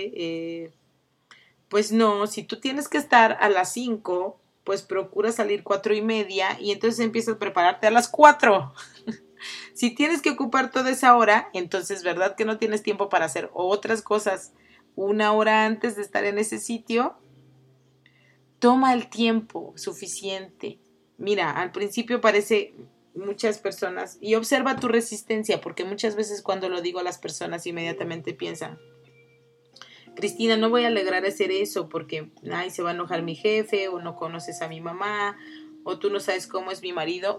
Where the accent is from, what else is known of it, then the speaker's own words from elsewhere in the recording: Oaxaca, Mexico; yo que soy oaxaqueña